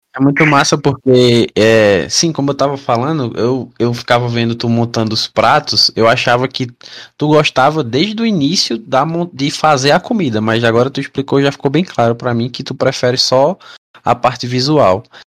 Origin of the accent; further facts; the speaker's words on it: Northeast Region, Brazil; eu sou do Nordeste, aí eu falo K-pop.